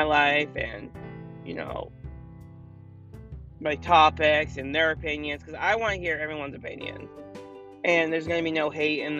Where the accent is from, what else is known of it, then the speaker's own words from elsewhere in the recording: Maine, United States; I am from Maine, which is really cold right now